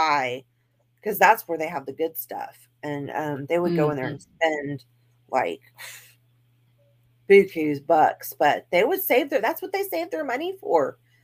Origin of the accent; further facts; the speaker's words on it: Texas, United States; I'm from Texas